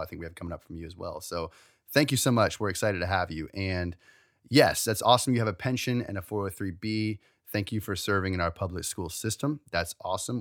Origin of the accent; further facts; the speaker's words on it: Maryland, United States; we're from Maryland